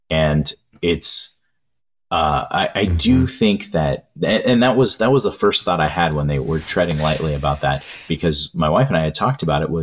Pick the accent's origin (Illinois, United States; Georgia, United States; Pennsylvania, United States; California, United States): California, United States; Southern; growing up in Southern California